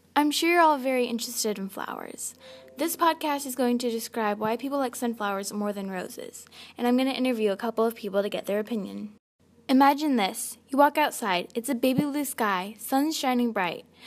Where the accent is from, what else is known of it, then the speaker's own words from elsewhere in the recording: Kansas, United States; I was born in Kansas